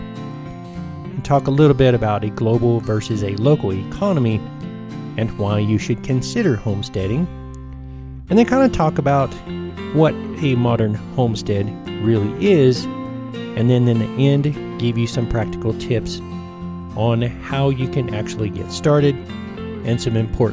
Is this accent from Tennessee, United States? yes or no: yes; Tennessee and northern Georgia, United States; growing up in Tennessee and northern Georgia